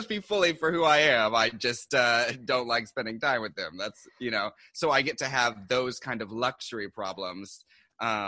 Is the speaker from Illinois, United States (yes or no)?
no; Seattle, Washington, United States; moved away as an adult; now in New York, United States